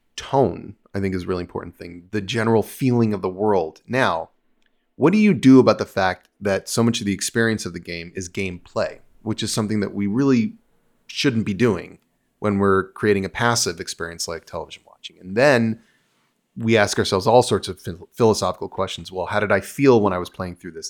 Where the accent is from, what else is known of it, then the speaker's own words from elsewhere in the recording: United States; moved away as an adult; also born or lived in New Jersey / Los Angeles; I was from New York. I had grown up in New York and New Jersey